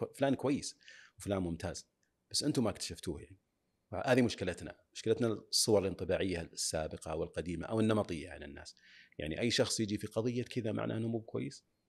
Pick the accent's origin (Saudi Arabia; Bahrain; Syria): Saudi Arabia; عندنا في السعوديه